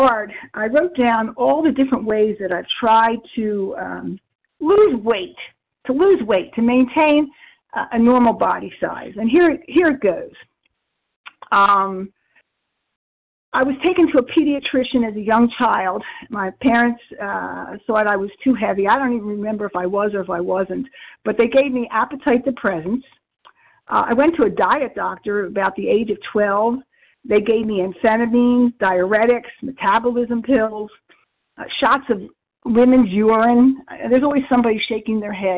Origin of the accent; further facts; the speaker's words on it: New Jersey, United States; I am a recovered compulsive overeater from South Jersey